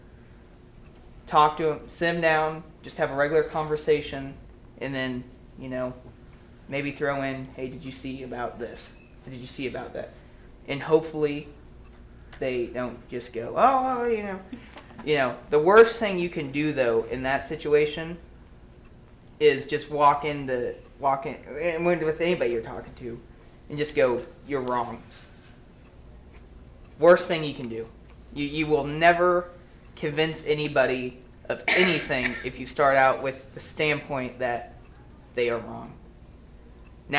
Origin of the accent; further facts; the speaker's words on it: Bolivar, Missouri, United States; also born or lived in Springfield, Missouri; I grew up in Bolivar my entire life.